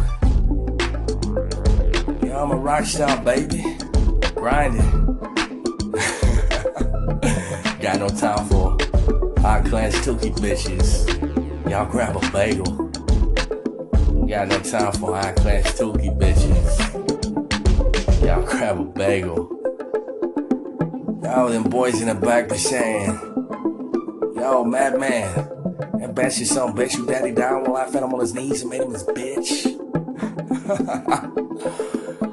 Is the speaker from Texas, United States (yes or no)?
yes; Texas, United States; I am from Texas. I am in Texas right now.